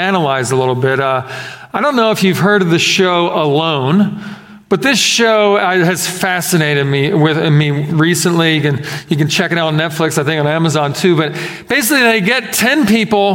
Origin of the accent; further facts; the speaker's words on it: Philadelphia, Pennsylvania, United States; moved away; growing up in Philadelphia